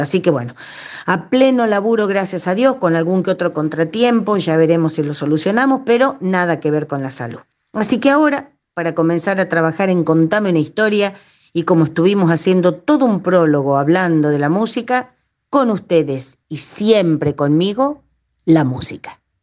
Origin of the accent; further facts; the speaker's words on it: Roque Pérez, Buenos Aires Province, Argentina; acá cerca de Roque Pérez, de Mis Pagos